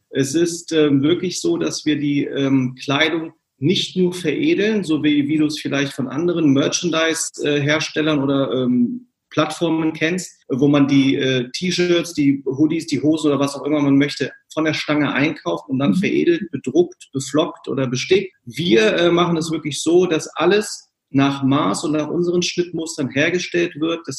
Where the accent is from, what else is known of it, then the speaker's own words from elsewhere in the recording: Braunschweig, Lower Saxony, Germany; born there; also born or lived in California; now in Hamburg, Germany; ähm, bin gebürtiger Braunschweiger